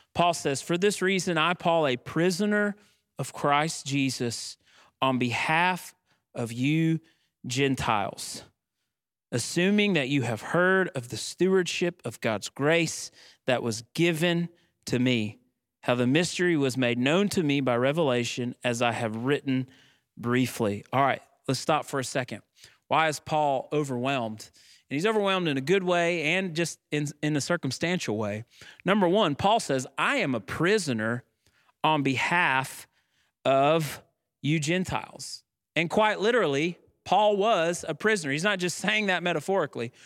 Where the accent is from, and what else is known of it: United States